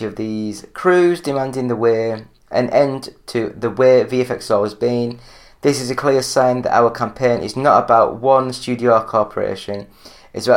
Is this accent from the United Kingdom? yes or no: yes; England, United Kingdom; I'm English